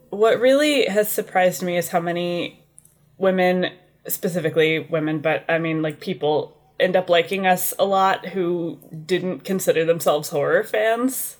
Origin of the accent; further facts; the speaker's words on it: Indiana, United States; now in Bakersfield, United States; I'm from Indiana originally